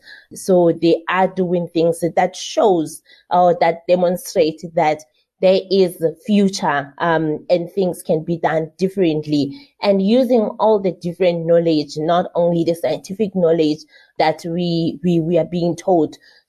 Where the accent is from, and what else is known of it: South Africa